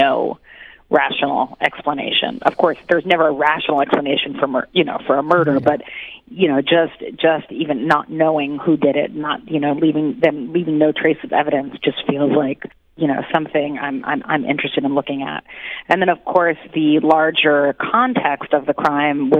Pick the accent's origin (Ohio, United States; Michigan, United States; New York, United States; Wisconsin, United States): New York, United States; I'm born and raised in New York, so all my life